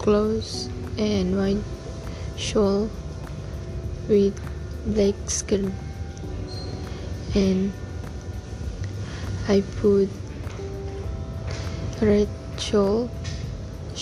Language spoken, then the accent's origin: English; Sabah, Malaysia; moved away as an adult; I'm not from here. I'm from Sabah